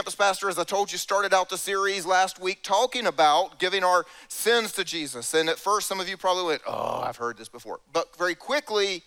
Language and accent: English; South Carolina, United States; I grew up in South Carolina. This is where I'm from